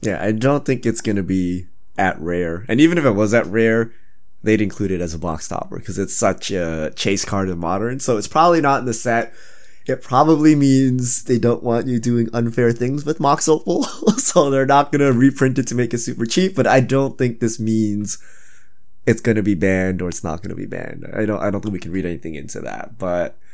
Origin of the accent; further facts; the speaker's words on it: Canada; I'm truly Canadian because I used to skate on lakes and stuff